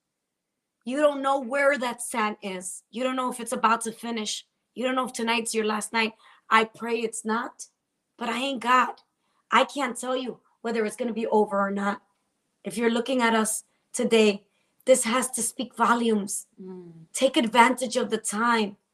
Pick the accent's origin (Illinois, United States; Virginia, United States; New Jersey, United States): New Jersey, United States; I'm from Jersey